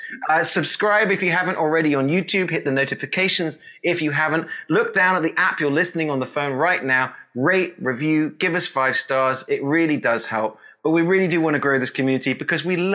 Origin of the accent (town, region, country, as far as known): England, United Kingdom; now in Texas, United States